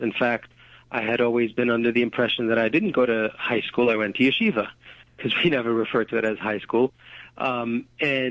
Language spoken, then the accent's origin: English; New York City, New York, United States; I grew up in Borough Park. That's a section of Brooklyn, Hasidic community